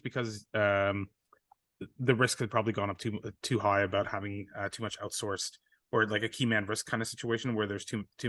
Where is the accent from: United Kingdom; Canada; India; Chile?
Canada; now in New York, United States; I'm Canadian. I understand this pain, but I live in New York.